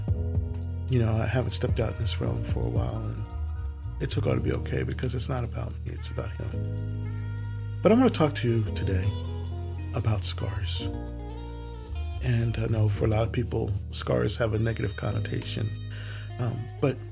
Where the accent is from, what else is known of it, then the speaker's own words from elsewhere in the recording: Willingboro, New Jersey, United States; growing up in Willowboro, I lived in a park which y'all usually refer to as subdevelopment or development, called Garfield North Park